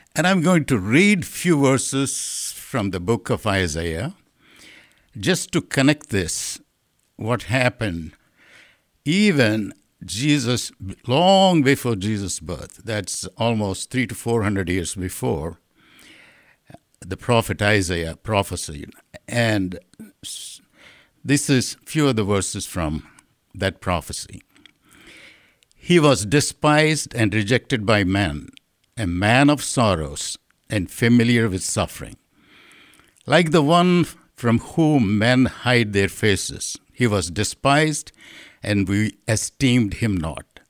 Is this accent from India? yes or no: yes; India; moved away; my understanding of Lent growing up in India is purely the season of suffering.